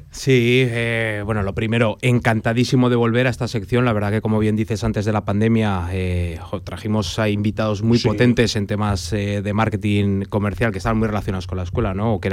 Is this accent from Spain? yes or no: yes; Aragon, Spain; Yo soy muy aragonés